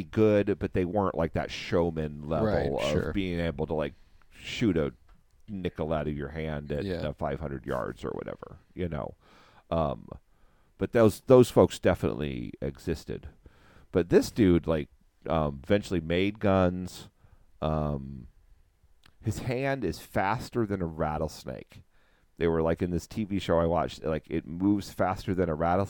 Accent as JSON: {"language": "English", "region": "Wyoming", "country": "United States", "said": "I'm from Wyoming"}